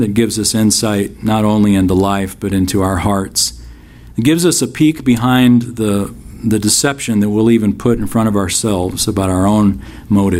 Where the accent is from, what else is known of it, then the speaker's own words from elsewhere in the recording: United States; American Christians living here